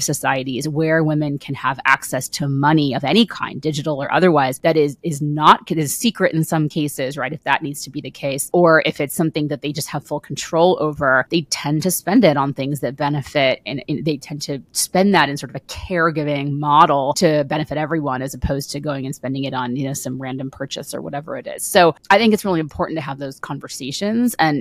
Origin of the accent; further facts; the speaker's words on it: United States; I'm an American and I live in the United States